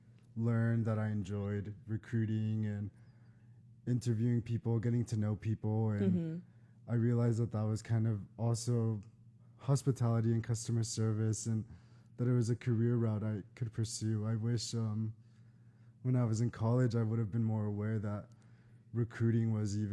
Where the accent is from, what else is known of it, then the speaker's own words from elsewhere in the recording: San Antonio, Texas, United States; now in Austin, United States; I kind of chose to move to Austin after college because it's close to my hometown.